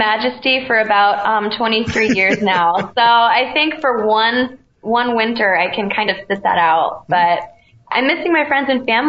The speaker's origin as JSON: {"language": "English", "region": "Connecticut", "country": "United States", "said": "I'm from Connecticut, so we're in between New York and Boston."}